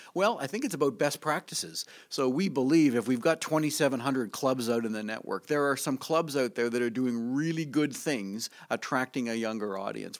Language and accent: English; Canada; moved away; I come from Canada where there's an awful lot of snow